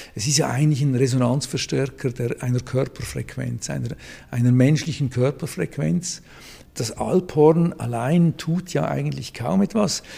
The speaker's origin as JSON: {"language": "German", "region": "Zurich", "country": "Switzerland", "moved": "yes", "lives_now": "Basel, Switzerland", "said": "ich bin aus Zürich ursprünglich"}